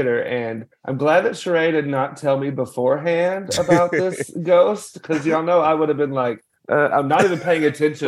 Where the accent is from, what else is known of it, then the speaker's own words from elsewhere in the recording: Conway, Arkansas, United States; moved away; also born or lived in Missouri; I'm actually from central Arkansas, a little town called Conway